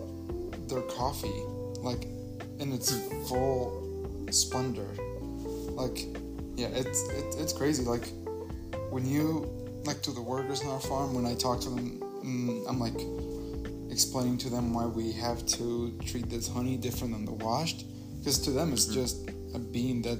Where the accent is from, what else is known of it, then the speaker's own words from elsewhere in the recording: Honduras; moved away; I'm from Honduras